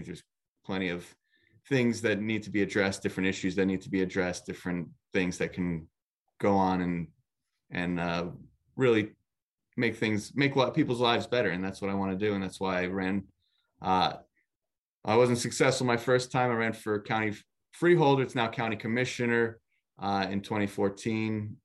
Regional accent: Nutley, New Jersey, United States; born and raised in Nutley

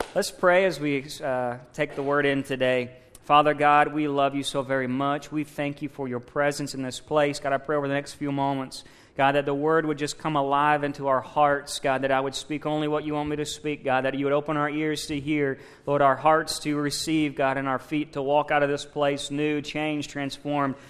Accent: Missouri, United States; moved away; I'm from Missouri. Uh, you know, not originally, but I lived in Missouri most of my life

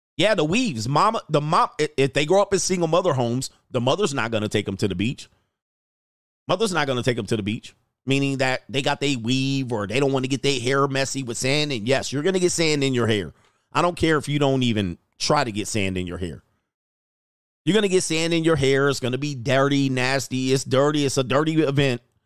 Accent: Hawthorne, California, United States; I grew up in Hawthorne just a little bit

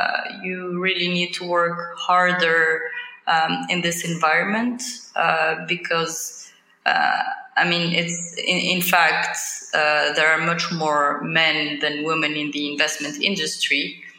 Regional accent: Tunisia; moved away as an adult; also born or lived in Paris, France / United States; I'm Tunisian, born and raised in Tunisia, then moved to Paris for a bachelor's and master's degree at Paris Dauphine University

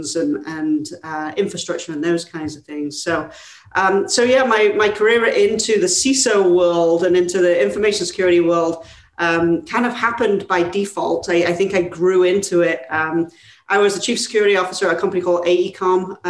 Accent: England, United Kingdom; moved away as an adult; as you can tell by my not so California accent, I'm from England originally

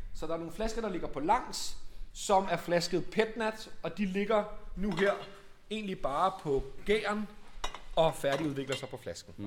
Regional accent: Copenhagen, Capital Region of Denmark, Denmark; Og vi er baseret i København, og er født og opvokset i København

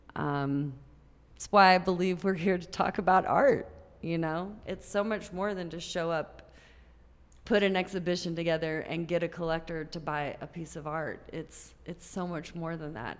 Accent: Grand Prairie, Texas, United States; also born or lived in Tampa, Florida / Oak Cliff, Dallas; So I grew up in Grand Prairie, Texas.

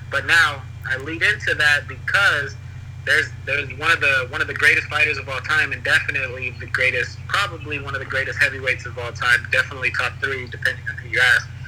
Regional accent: United States; obviously I'm American

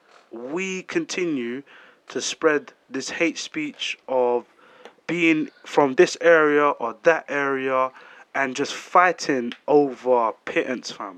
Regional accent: London, United Kingdom; I'm from London

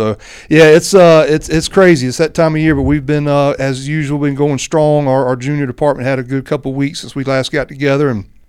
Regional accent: Chapin, South Carolina, United States; my hometown, Chapin, South Carolina.

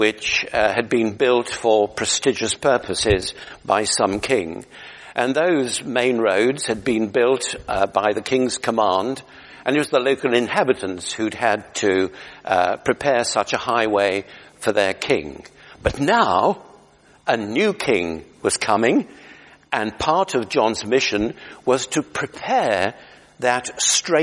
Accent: United Kingdom; we're British

